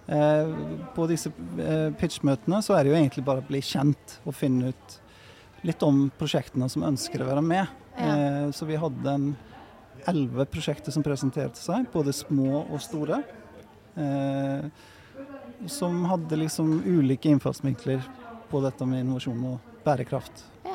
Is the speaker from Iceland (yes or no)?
yes; Iceland; Norwegian is a second language; moved away as an adult; also born or lived in Norway; now in Bergen, Norway; jeg er jo islending, som du kanskje hørte på prestasjonen her i sted. Men, eh, og kom til Norge for å studere arkitektur